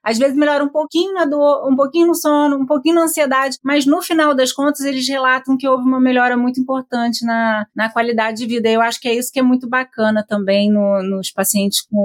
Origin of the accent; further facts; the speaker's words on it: Campos dos Goytacazes, Rio de Janeiro, Brazil; A gente é de Campos dos Goitacazes